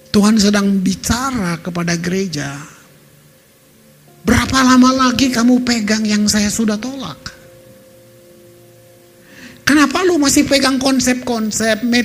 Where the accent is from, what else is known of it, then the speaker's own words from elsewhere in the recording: Ambon, Maluku, Indonesia; Jadi kota saya itu hancur saudara. Hancur dari 99 sampai 2005 dibantai habis. Kalau saudara tahun-tahun itu tahun 2000 aja saudara ke Ambon, maka saudara akan lihat Ambon seperti ya saya yang bilang kota yang ditinggalkan.